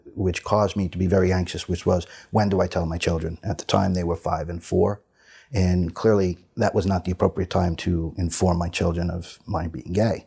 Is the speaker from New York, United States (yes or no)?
yes; New York City, New York, United States; I'm from Staten Island, New York.